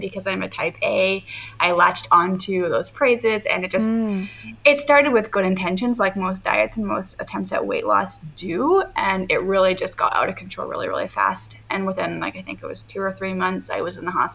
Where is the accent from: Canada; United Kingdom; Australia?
Canada; I'm from Canada, so our school system is a little bit different